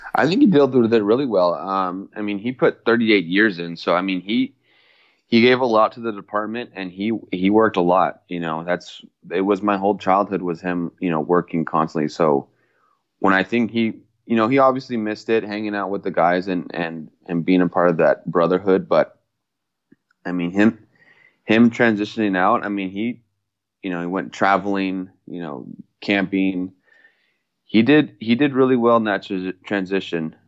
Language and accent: English; Mission Viejo, California, United States; I was, uh, born and raised in California, Mission Viejo